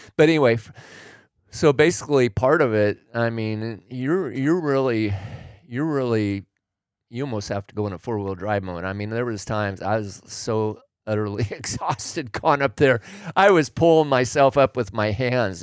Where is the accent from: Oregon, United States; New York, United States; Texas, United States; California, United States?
Oregon, United States; I grew up in Oregon